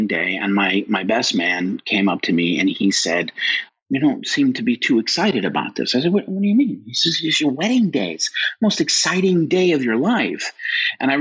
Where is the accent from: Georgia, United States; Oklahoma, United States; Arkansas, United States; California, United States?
California, United States; Los Angeles; I was born and raised here in Los Angeles, California